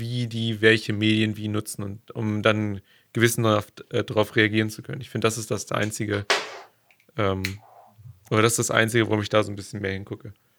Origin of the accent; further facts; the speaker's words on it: Germany; gerade als Deutscher, gerade hier bei uns